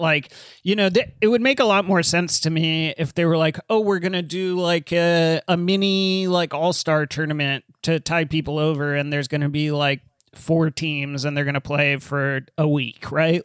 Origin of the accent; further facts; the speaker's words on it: Arizona, United States; so I grew up in Arizona